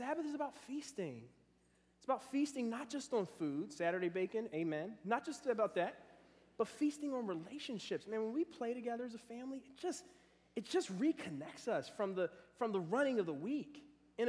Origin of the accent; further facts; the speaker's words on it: Philadelphia, Pennsylvania, United States; also born or lived in Cincinnati area (Gulf Manor); now in Cincinnati, United States; growing up in Philadelphia